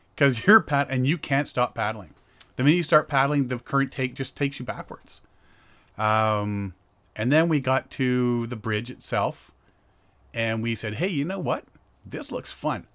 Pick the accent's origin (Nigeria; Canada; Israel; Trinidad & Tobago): Canada; Ajax, Ontario; I'm from Ajax